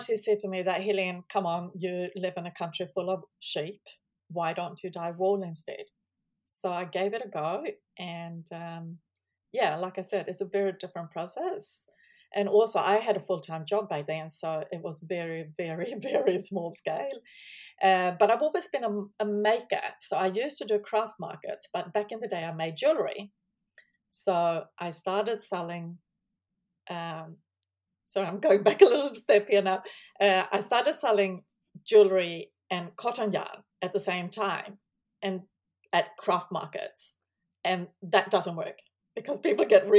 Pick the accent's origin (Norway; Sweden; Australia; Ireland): Sweden; moved away as an adult; now in New Zealand; I actually still live in Sweden, because I'm from Sweden